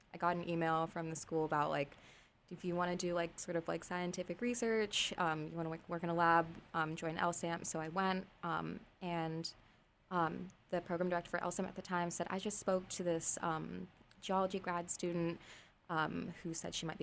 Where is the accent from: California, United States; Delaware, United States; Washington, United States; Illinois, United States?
California, United States; Los Angeles; I'm from Los Angeles.